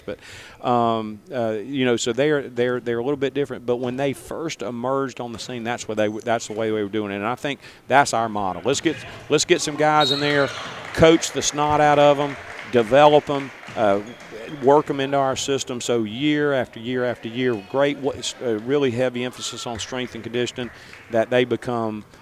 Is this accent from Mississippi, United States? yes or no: yes; Picayune / Hattiesburg, Mississippi, United States; I was born in Picayune. My family's roots are in Hancock County. Uh, we moved to Hattiesburg